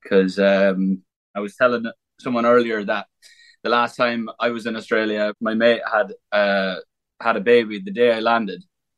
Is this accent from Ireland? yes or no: yes; Ireland; on the last night, we just had a good crack in my hometown. And because at the time, there was like a what's called a Cayley, which is like basically like an Irish music festival